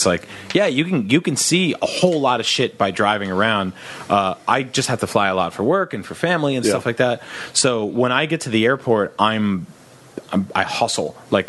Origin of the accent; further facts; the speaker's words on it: New Jersey, United States; I grew up on the East Coast in New Jersey.